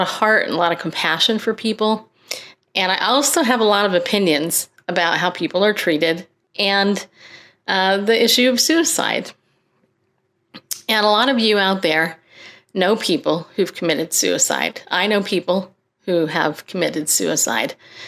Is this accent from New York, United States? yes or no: yes; New York, United States; born there; I was born in New York. Okay, don't hold it against me.